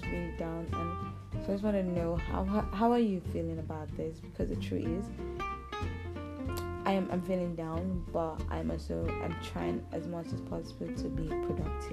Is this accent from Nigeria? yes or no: yes; Nigeria; I'm based in Nigeria. I'm a Nigerian.